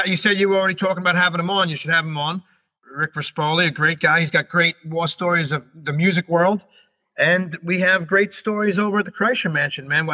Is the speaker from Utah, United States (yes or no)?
no; New York, United States; we're New Yorkers